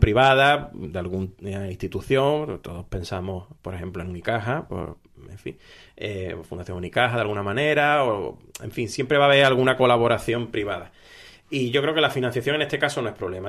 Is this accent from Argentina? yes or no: no; Málaga, Andalusia, Spain; como malagueño